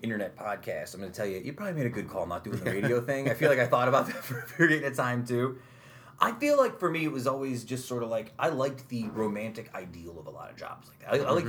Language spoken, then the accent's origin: English; Utica, New York, United States; growing up in South Utica